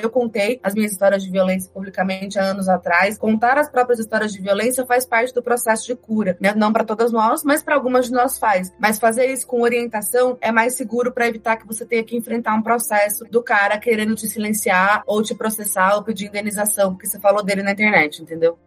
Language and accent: Portuguese; Campinas, São Paulo, Brazil; Eu sou de Campinas, né? Então eu estudei no colégio lá em Campinas